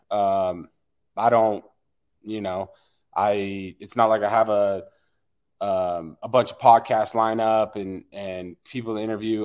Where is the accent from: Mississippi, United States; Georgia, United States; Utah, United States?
Utah, United States; West Jordan; I am from West Jordan, Utah.